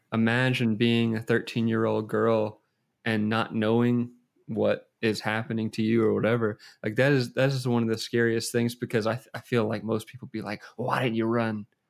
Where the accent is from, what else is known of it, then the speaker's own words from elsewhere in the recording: United States; I'm American